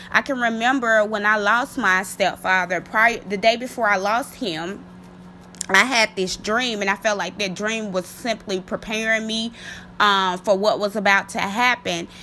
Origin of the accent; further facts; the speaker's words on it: Mississippi, United States; my home state, um, Mississippi